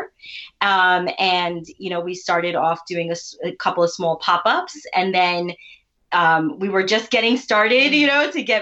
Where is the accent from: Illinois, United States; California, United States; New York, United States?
New York, United States; first language Urdu; also born or lived in South Carolina / Nashville, Tennessee; we've been in New York our whole life, except for college